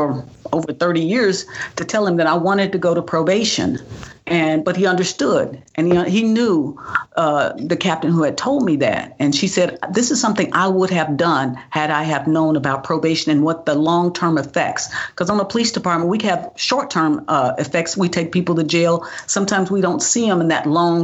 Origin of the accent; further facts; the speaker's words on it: Tulsa, Oklahoma, United States; moved away as an adult; also born or lived in Missouri / Pennsylvania; I grew up in Tulsa, Oklahoma.